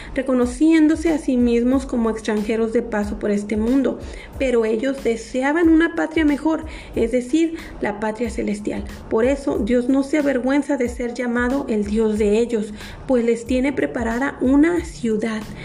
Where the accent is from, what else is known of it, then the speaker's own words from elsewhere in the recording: Mexico; somos embajadores de aquí de México